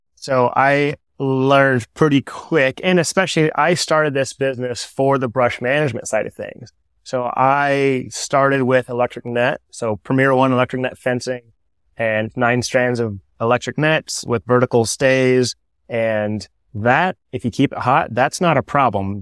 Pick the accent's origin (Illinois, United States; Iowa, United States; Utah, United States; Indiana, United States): Iowa, United States; Toledo; also born or lived in Pella, Iowa; Originally from this area, South Tama was my school district, the southern half of Tama County. I grew up in Toledo